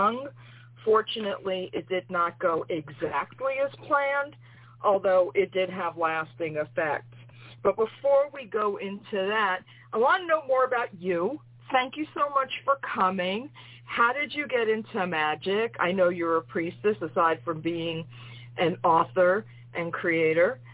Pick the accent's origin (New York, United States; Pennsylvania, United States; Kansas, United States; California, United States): New York, United States; New York City; I'm from New York City